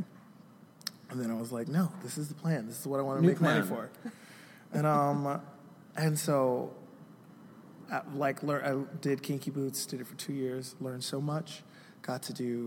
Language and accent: English; Birmingham, Alabama, United States; I'm from Birmingham, Alabama, and I grew up singing